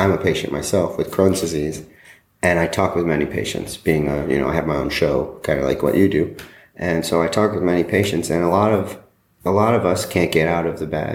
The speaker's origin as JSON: {"language": "English", "town": "Weslaco", "region": "Texas", "country": "United States", "also_born_or_lived": "Colorado", "moved": "as an adult", "said": "I'm from Weslaco, Texas, and I'm an activist and filmmaker"}